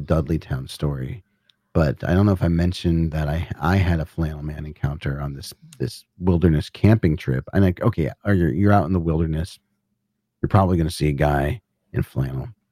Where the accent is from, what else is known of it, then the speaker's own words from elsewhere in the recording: Northeast, United States; Northeast, so I grew up in the Northeast